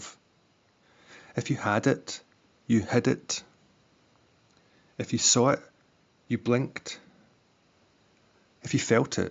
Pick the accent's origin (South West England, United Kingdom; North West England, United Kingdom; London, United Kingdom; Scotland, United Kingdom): Scotland, United Kingdom; Glasgow; I'm from Glasgow